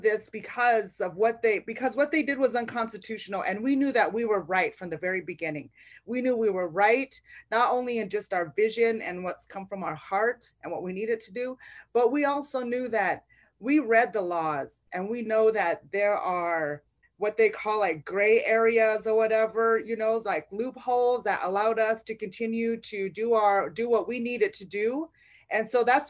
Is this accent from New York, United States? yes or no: no; Rosebud, South Dakota, United States; moved away as an adult; also born or lived in South Louisiana; now in Louisiana, United States; I'm from Rosebud, South Dakota, originally